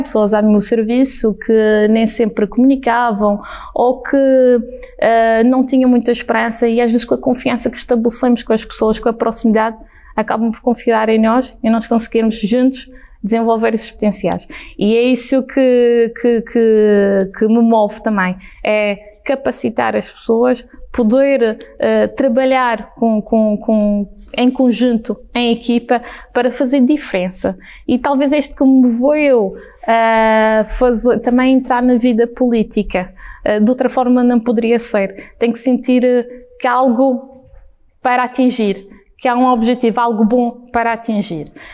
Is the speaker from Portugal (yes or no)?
yes; Madeira, Portugal; born or raised there